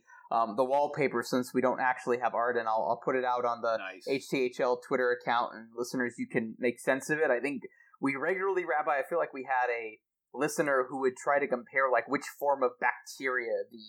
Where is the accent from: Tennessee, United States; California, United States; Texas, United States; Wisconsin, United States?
California, United States; Los Angeles; moved away as an adult; now in Denver, United States; our fandom growing up in Los Angeles